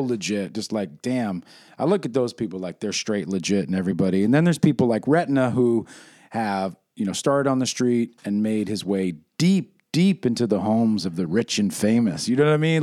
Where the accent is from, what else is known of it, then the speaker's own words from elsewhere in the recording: New York City, New York, United States; I feel very protective and provincial about my New York heritage